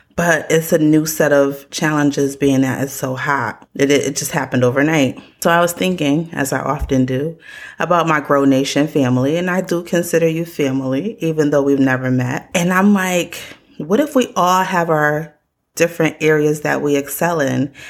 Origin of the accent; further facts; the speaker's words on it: Connecticut, United States; I grew up in Connecticut